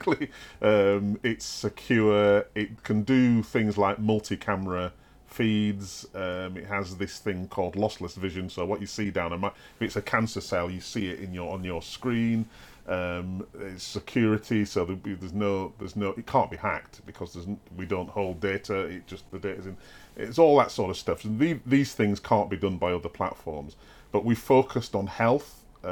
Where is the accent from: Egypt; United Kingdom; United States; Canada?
United Kingdom; Wakefield, Yorkshire and the Humber; I grew up in Wakefield